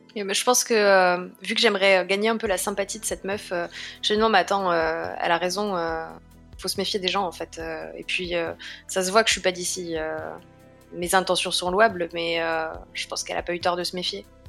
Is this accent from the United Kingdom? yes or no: no; Paris, Île-de-France, France; je viens quand même de Paris